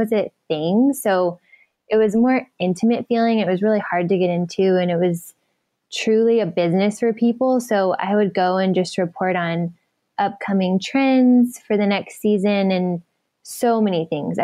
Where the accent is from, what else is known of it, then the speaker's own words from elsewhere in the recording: Dallas, Texas, United States; now in California, United States; I was raised in Dallas.